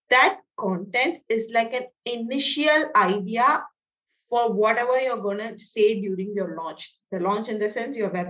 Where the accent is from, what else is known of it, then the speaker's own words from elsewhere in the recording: India; So I'm from India.